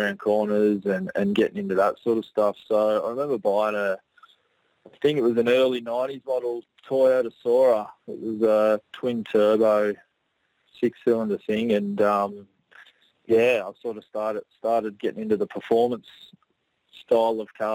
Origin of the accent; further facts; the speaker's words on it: Gold Coast, Queensland, Australia; also born or lived in Brisbane; on the Gold Coast, mate. Been here for pretty much born and bred. I'm from Brisbane originally when I was a kid, and parents moved down this way when I was young and when my brother was young. So pretty much, yeah, grew up here, went to school here, and lived here ever since.